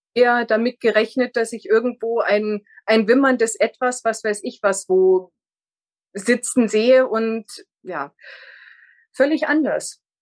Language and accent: German; near Munich, Bavaria, Germany; also born or lived in northern Germany; im zarten Alter von drei Jahren sind wir hier in die Nähe gezogen und äh, ich bin dann auch immer so in, in der näheren Umgebung geblieben